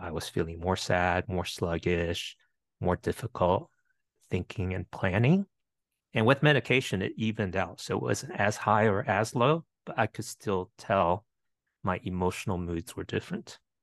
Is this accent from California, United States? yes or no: no; Winchester, Virginia, United States; also born or lived in Bethesda, Maryland; immigrated to the U S when I was eight, and grew up in the metro Washington, D C area, a couple years in Bethesda, Maryland, mostly in Winchester, Virginia.